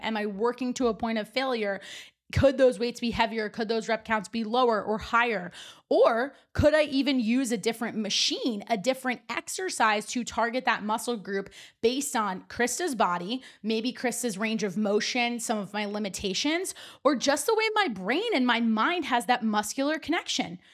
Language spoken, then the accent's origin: English; New Jersey, United States; also born or lived in North Carolina; when I moved back home from North Carolina to New Jersey